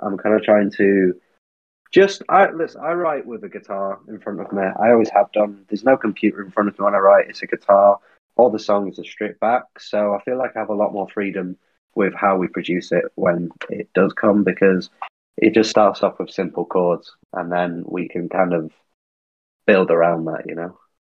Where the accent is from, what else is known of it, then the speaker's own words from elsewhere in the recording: Manchester, North West England, United Kingdom; now in London, United Kingdom; I am from Manchester originally